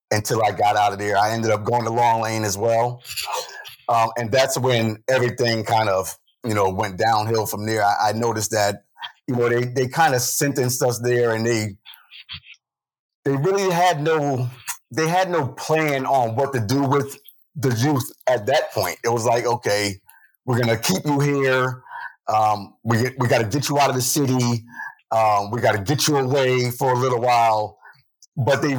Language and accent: English; New Haven, Connecticut, United States; I've been here all my life. I'm 50 years old. So besides that, my story is, I pretty much grew up here in the city